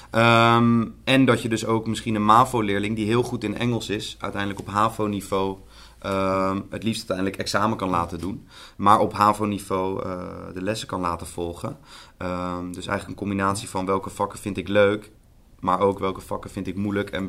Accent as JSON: {"language": "Dutch", "town": "The Hague", "region": "South Holland", "country": "Netherlands", "said": "Ik kom zelf uit Den Haag. Ik geef les in Amsterdam."}